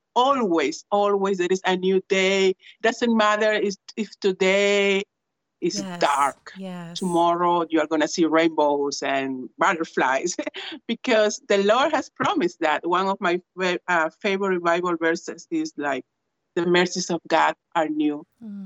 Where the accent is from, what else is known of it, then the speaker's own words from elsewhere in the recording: Peru; first language Spanish; English is a second language; moved away as an adult; also born or lived in England; now in East Chicago, United States; I am from Peru in South America, so Spanish is my first language.